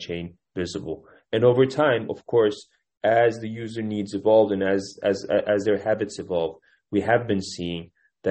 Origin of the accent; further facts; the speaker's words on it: Kütahya, Turkey; moved away as an adult; also born or lived in Istanbul, Turkey / Cambridge, Massachusetts, United States / New York, United States; I was born in Istanbul, but I grew up in a small rural city called Kütahya